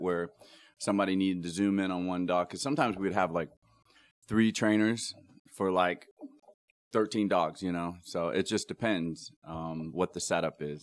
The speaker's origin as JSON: {"language": "English", "region": "Ohio", "country": "United States", "tie": "born or raised there", "said": "I grew up in Ohio"}